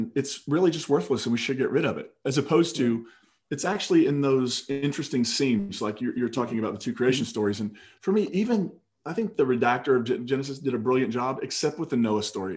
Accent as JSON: {"language": "English", "region": "Kentucky", "country": "United States", "said": "I'm from Kentucky"}